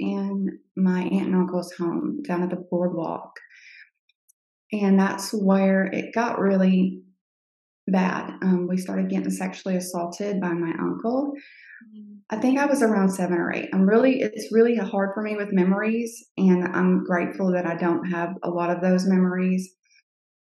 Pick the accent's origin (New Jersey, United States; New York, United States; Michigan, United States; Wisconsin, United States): New Jersey, United States; Cape May; was born in 1983 in Cape May, New Jersey